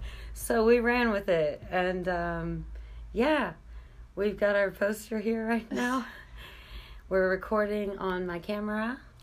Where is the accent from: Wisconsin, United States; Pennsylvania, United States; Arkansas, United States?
Arkansas, United States; Texarkana; now in Fayetteville, United States; We are from Texarkana, Texas, and Arkansas